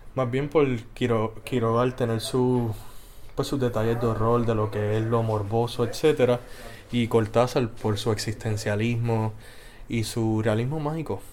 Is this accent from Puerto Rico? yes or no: yes; Moca, Puerto Rico; fui hecho, nacido y criado en Moca, Puerto Rico